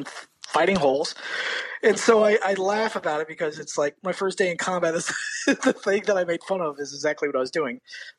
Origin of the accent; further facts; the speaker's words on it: Florida, United States; Growing up in Florida. Florida. Yeah, growing up in Florida.